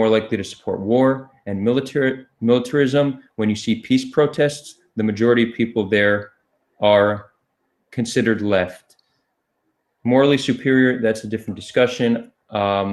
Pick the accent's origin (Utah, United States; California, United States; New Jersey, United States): New Jersey, United States; moved away as an adult; also born or lived in New York, United States; now in Tel Aviv, Israel; I was born in New York and grew up in New Jersey.